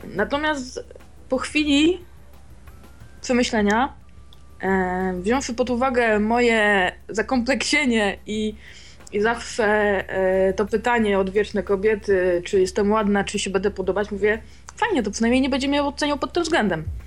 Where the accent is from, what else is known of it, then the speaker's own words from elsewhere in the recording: a small town near Wrocław, Lower Silesian Voivodeship, Poland; ja jestem z małej miejscowości spod Wrocławia